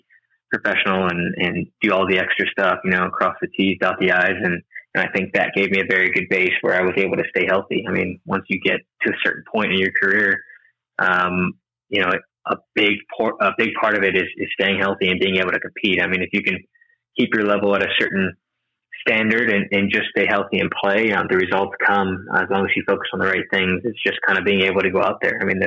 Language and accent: English; Brandon, Florida, United States; moved away as an adult; also born or lived in Bradenton, Florida / College Station, Texas; now in Texas, United States; I grew up in Brandon